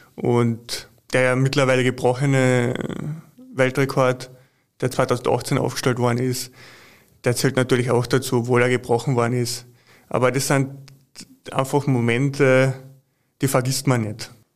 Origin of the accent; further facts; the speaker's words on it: Carinthia, Austria; als äh, waschechter Kärntner